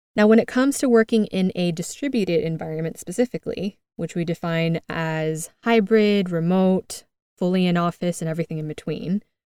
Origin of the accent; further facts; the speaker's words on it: United States; moved away as an adult; now in Madrid, Spain; I'm originally from the United States, as you can tell by my accent